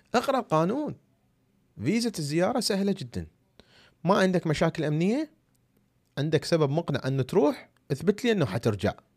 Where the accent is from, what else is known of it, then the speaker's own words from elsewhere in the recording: Iraq; أنا عراقي. شوفوا الجواز مالتي العراقي